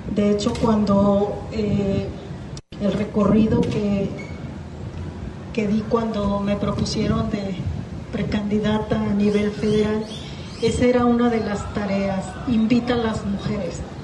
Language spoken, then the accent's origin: Spanish; south of Jalisco, Mexico; de acá del sur de Jalisco, de donde yo soy.